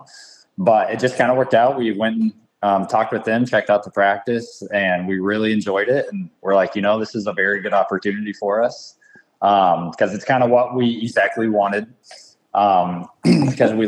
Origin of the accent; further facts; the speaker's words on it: Illinois, United States; where I grew up in Illinois